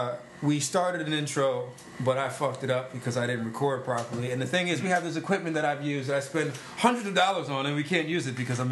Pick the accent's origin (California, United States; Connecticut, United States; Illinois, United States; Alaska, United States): Connecticut, United States; New Britain; we're from New Britain, Connecticut.